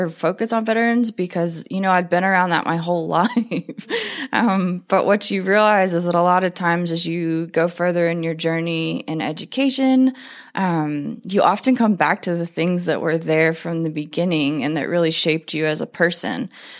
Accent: North Carolina, United States; So, like I said, I'm from North Carolina, which is considered the most military-friendly state.

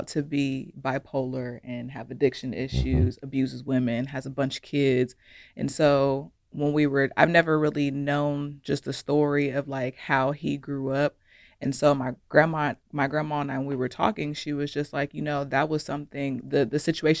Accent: Ohio, United States; And then just growing up, my fellow Ohioan, growing up in Ohio, when I go back home, it's just not many resources at all.

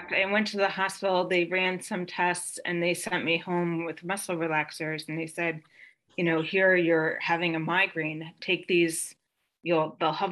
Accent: Bethlehem, Pennsylvania, United States; also born or lived in Bath, Pennsylvania; I'm from Pennsylvania. I grew up in a very teeny tiny little town called Bath and moved. So half my childhood was in Bath and the other half my childhood was in Bethlehem.

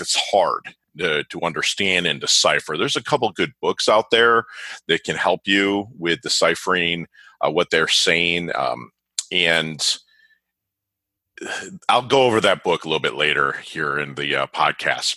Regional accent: Michigan, United States; now in South Florida, United States; being from Michigan, a Michigan State fan

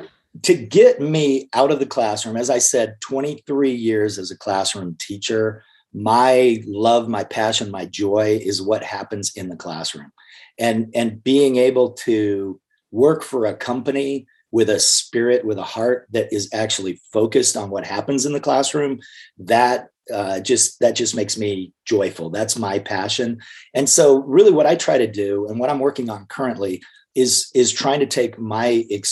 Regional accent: Clifton, Arizona, United States; I spent time as a young man growing up in Clifton, Arizona, which is a small, mostly Hispanic, mostly mining community.

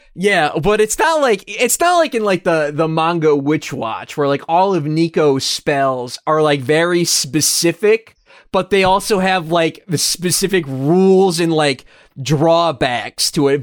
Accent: United States; we're American

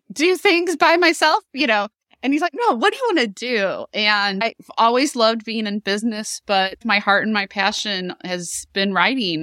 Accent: Chesterfield, Missouri, United States; a Town I Grew Up In in Chesterfield, Missouri

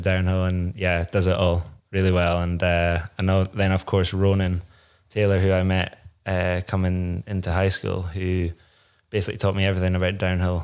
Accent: Inverness, Scotland, United Kingdom; I grew up in Inverness, uh, just outside

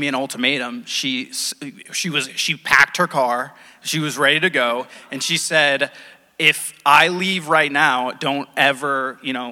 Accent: Rhode Island, United States; I came back to Rhode Island. I'm from Rhode Island

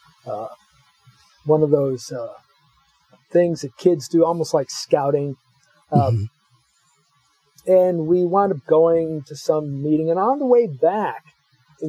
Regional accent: Los Angeles, California, United States; I grew up in Los Angeles

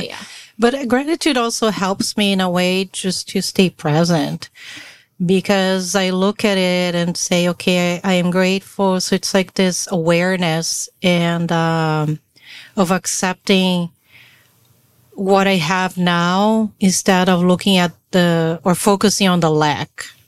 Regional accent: Brazil; now in United States; I am born and raised in Brazil

